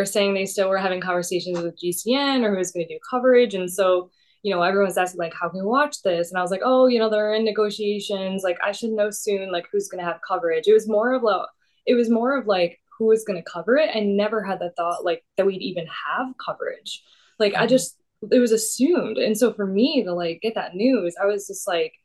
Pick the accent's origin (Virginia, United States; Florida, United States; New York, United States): Virginia, United States; also born or lived in Omaha, Nebraska; now in London, United Kingdom; I'm from Virginia